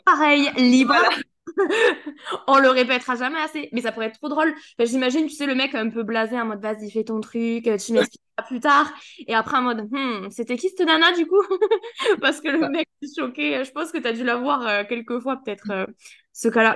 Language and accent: French; south of France, France; accent: accent du sud; j'ai toujours mon accent du sud